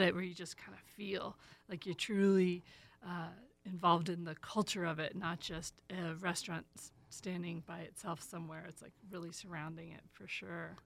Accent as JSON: {"language": "English", "region": "Maryland", "country": "United States", "said": "I'm from Maryland"}